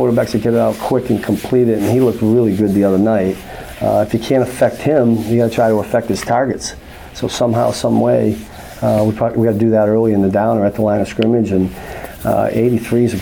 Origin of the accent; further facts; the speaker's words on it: East Coast, United States; moved away; I grew up on the East Coast